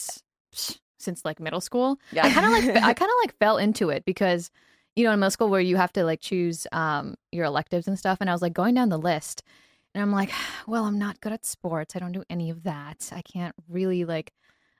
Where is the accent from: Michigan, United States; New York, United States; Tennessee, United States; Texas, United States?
Texas, United States; moved away as an adult; now in Los Angeles, United States; I'm from Texas